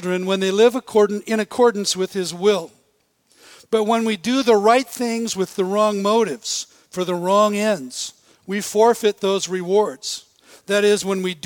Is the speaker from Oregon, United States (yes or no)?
no; Bellingham, Washington, United States; I grew up in Bellingham